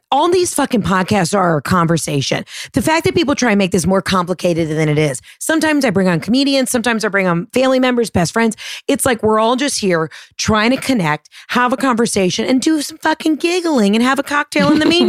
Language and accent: English; United States; As an American